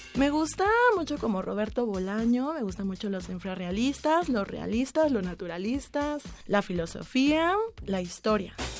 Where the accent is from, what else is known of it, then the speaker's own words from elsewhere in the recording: Mexico City, Mexico; Yo nací aquí en la Ciudad de México el 18 de mayo de 1989